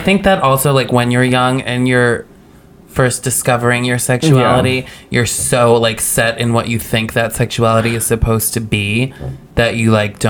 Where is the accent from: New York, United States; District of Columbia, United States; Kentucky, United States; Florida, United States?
New York, United States; Albany; now in New York, United States; I grew up in Albany. Upstate.